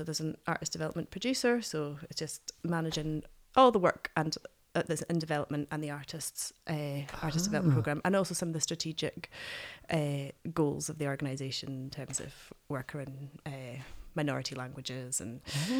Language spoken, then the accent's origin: English; Glasgow, Scotland, United Kingdom; born there; also born or lived in Oban / Black Isle; I was born in Glasgow. I lived in Oban for a while and then moved to Black Isle.